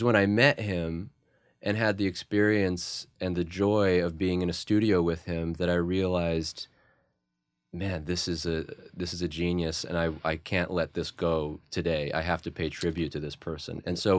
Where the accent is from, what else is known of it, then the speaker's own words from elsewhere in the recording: Saskatoon, Saskatchewan, Canada; I grew up in Saskatoon, Saskatchewan, Canada, mm-hmm. so the haven of blues rock.